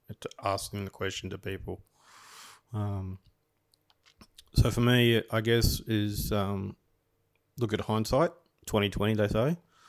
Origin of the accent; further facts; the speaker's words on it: Byron Bay, New South Wales, Australia; You know, I grew up in Byron Bay for a couple of years as a kid, and I saw all that, you know, the hippies and all that sort of stuff.